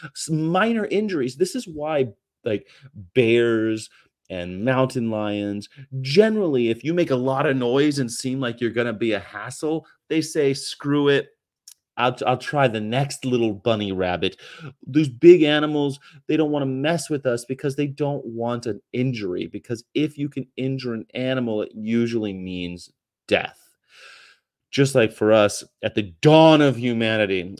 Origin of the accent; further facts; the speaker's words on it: California, United States; moved away; also born or lived in Hanover / Japan / San Diego; I grew up in California